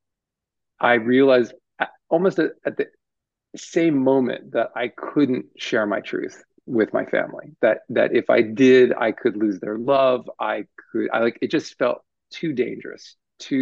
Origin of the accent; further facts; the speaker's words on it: United States; I was born here and sort of raised, you know, I was raised in America